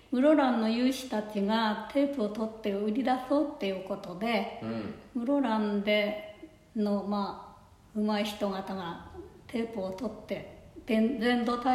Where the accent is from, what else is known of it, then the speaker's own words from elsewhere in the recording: Japan; 私の出身は富川ずっと富川で生まれて富川の学校入って富川で結婚して